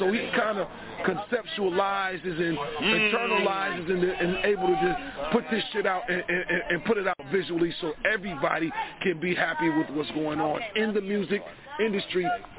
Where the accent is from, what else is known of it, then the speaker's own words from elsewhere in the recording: Detroit, Michigan, United States; I was 17 years old. I wanted to be a rapper. Understand, I'm from Detroit, so there is no rap scene.